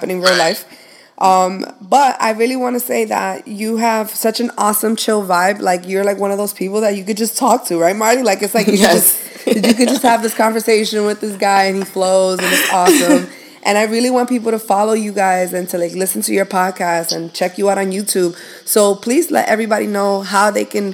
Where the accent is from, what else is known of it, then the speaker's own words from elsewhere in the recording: New York, United States; now in South Florida, United States; I was like all the way in New York